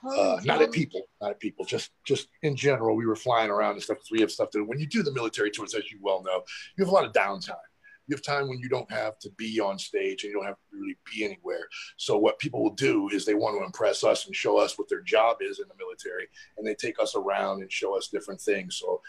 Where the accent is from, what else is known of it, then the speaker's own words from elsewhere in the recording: Cleveland, Ohio, United States; moved away; I'm originally from Cleveland, Ohio. That's home. East Side kid.